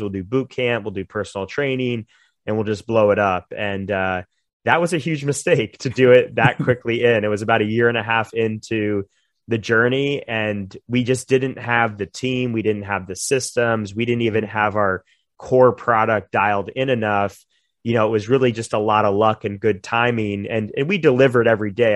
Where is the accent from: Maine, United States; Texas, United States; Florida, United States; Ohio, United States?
Florida, United States; Jupiter; moved away as an adult; in our hometown where we gr-, where I grew up in Jupiter